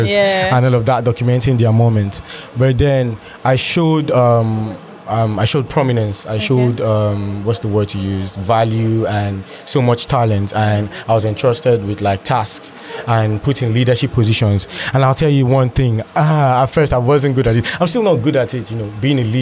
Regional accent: Lagos, Nigeria; I grew up in Lagos as well

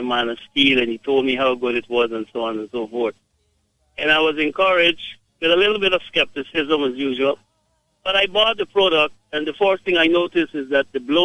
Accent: Guyana; I am from Guyana

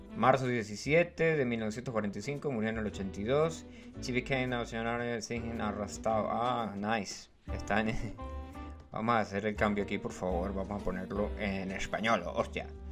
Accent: Los Llanos, Venezuela; yo soy llanero. No soy llanero, llanero, 100% llanero

